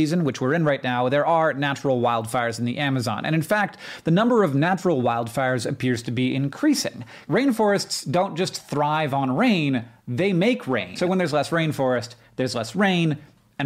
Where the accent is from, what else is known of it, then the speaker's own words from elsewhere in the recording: United States; as an American